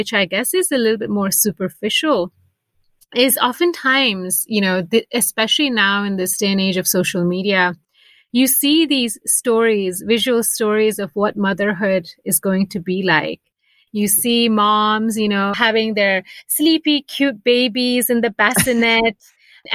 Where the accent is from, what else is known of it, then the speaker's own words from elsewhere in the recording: United States; moved away as an adult; now in Basel, Switzerland; I'm Indian American, but for the last 7 years have been living outside of America.